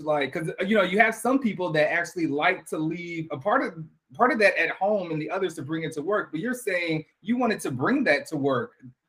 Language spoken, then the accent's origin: English; Queens, New York, United States; born there; also born or lived in Atlanta; I was born in Queens, New York.